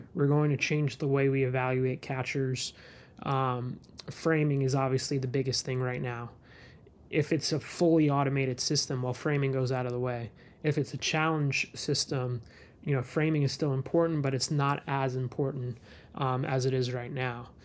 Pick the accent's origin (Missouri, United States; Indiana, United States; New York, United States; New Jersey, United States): New York, United States; New York City; I'm originally from the Bronx